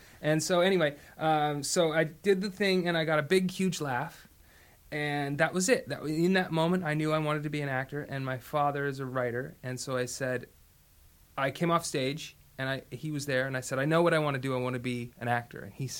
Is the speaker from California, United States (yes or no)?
yes; Los Angeles, California, United States; also born or lived in Canada; I was born there in St. Joe's Hospital in an undisclosed year. And I grew up there a little bit, and I also grew up in Los Angeles.